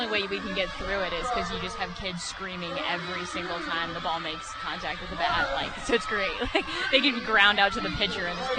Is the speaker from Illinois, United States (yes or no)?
yes; Central Illinois, United States; now in Arkansas, United States; I grew up a Cardinals fan in Central Illinois.